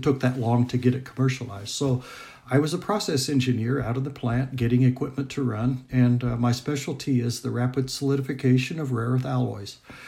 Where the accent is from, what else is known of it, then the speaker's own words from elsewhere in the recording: Indiana, United States; So I'm located in Indianapolis, Indiana. Indiana is my home state, and so this is a great thrill for me.